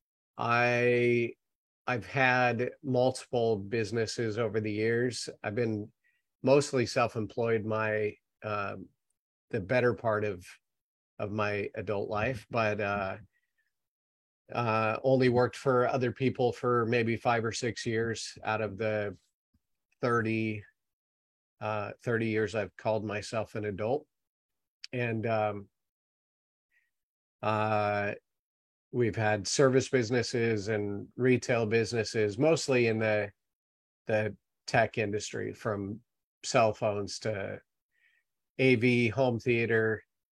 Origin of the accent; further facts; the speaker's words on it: Salem, Oregon, United States; moved away as an adult; now in Queen Creek, United States; I was born and raised in Salem, Oregon